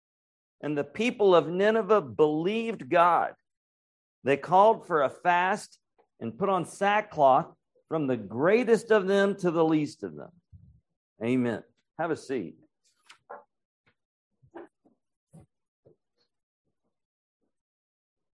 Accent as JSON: {"language": "English", "town": "Raleigh", "region": "North Carolina", "country": "United States", "tie": "born or raised there", "lives_now": "Asheville, United States", "said": "I'm up in Asheville, and I grew up in Raleigh"}